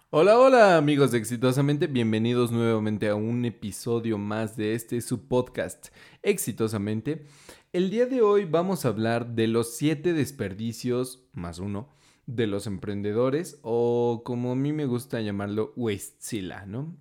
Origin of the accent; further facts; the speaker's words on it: Mexico; vengo de México